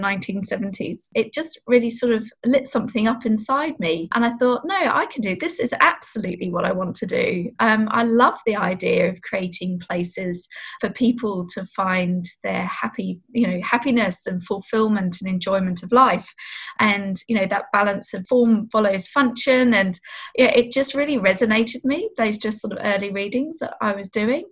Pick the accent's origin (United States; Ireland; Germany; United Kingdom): United Kingdom; England; now in Australia; I grew up in England